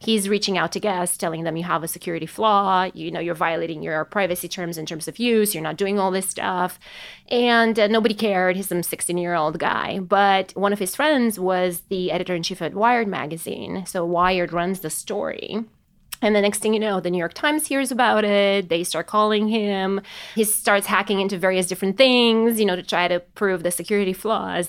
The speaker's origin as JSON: {"language": "English", "country": "Romania", "tie": "born or raised there", "moved": "yes", "lives_now": "United States", "said": "I was born and raised in Romania"}